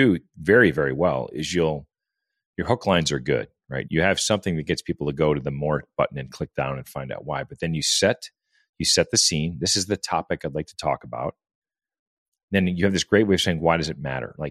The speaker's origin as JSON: {"language": "English", "region": "Midwest", "country": "United States", "said": "I'm a Midwest guy"}